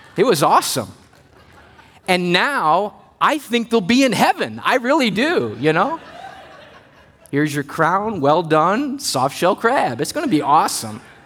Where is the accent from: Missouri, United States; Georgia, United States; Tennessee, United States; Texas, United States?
Missouri, United States; moved away as an adult; now in Maryland, United States; we came from Missouri, the Midwest, where I grew up